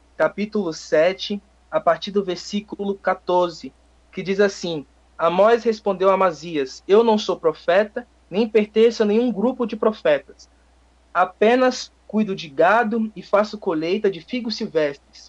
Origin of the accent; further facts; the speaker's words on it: Guarujá, São Paulo, Brazil; moved away as an adult; now in Bom Jesus da Lapa, Brazil; Eu sou natural lá de Guarujá, é, litoral do estado de São Paulo.